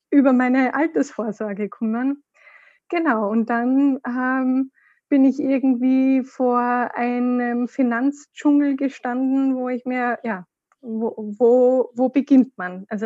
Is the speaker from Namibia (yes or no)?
no; Austria; now in Munich, Germany; Ich komme ursprünglich aus Österreich. Man wird es wahrscheinlich hin und wieder ein bisschen hören. Man kann es nicht ganz verstecken. Bin jetzt aber seit äh, zweieinhalb Jahren in München